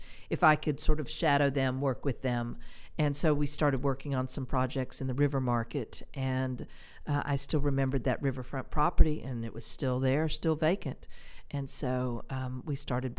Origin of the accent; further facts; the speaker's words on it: North Little Rock, Arkansas, United States; So I grew up in Indian Hills in North Little Rock and just had a fabulous upbringing